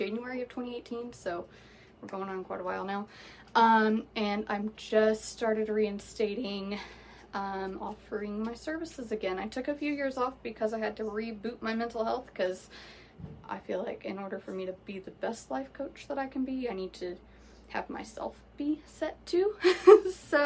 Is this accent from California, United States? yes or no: no; Florida, United States; I am from Florida. We are in the Sunshine State, and it is hot as hell here